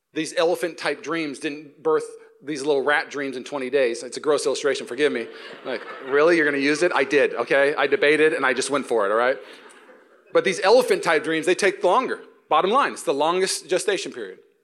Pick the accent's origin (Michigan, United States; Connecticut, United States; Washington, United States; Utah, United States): Washington, United States; Seattle; now in Walnut Creek, United States; When I grew up in Seattle